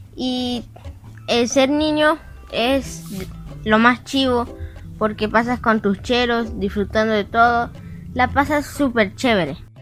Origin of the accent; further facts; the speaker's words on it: El Salvador; Soy un niño terrícola y hoy te enseñaré qué es ser un niño en mi país, El Salvador.